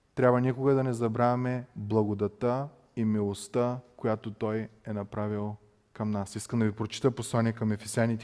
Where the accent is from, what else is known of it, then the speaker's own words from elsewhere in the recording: Bulgaria; като нас българи